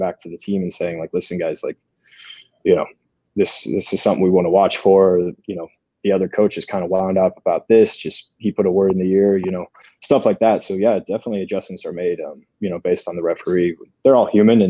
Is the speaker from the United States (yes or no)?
yes; United States; also born or lived in Sweden; growing up in the States as a young player